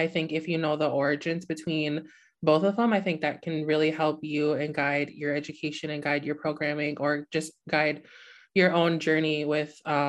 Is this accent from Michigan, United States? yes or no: yes; Upper Peninsula of Michigan, United States; I'm the program manager for the National Native Network. I am from the Hennepin Indian community in the Upper Peninsula of Michigan